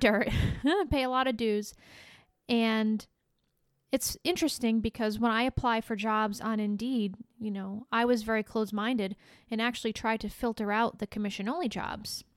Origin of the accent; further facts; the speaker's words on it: Rhode Island, United States; moved away as an adult; now in Florida, United States; I grew up in Rhode Island and spent the first thirty-five years of my life there